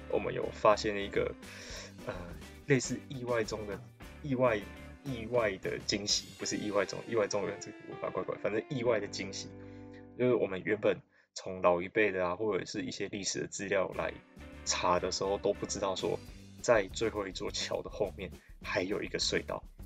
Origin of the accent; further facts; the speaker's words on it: Taiwan; 我可以对我家乡过去发展的历史更了解一点，以及等于就是对我的家乡这一块土地更亲近的那种感觉